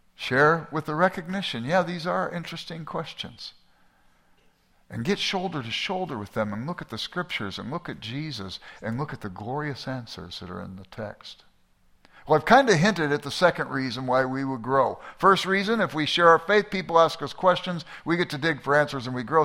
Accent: Los Angeles, California, United States; I grew up in South Central Los Angeles

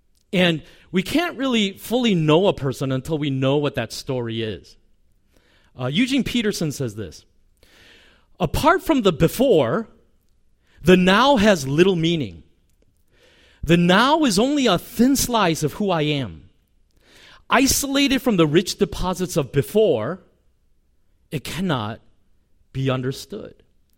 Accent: South Korea; born there; I was born in Korea to a father.

